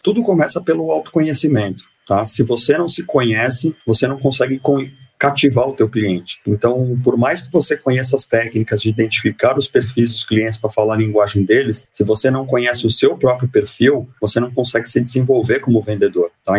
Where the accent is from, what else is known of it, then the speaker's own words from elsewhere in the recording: Santos, São Paulo, Brazil; eu sou nascido e criado em Santos, tenho muito orgulho de ser nascido e criado em Santos.